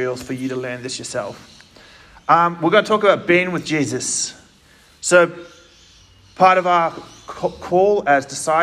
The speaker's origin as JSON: {"language": "English", "town": "Gosnells", "region": "Western Australia", "country": "Australia", "tie": "born or raised there", "also_born_or_lived": "Armadale, Western Australia", "said": "I'm from Gosnells. Lucy came from there. I'm from Gosnells. I went to Armidale High School."}